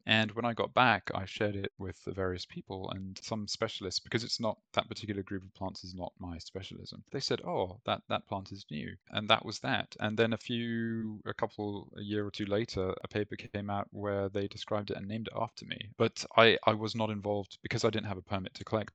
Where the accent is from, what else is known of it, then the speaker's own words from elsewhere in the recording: Malaysia; moved away; also born or lived in Europe; growing up in Malaysia